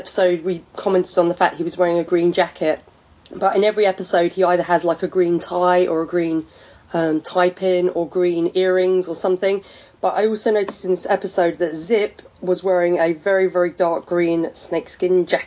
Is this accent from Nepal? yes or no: no; England, United Kingdom; I'm English